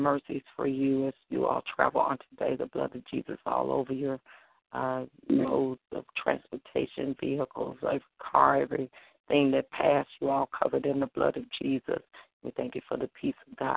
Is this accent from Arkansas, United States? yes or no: yes; Holly Grove, Arkansas, United States; moved away; my hometown, Holly Grove, Arkansas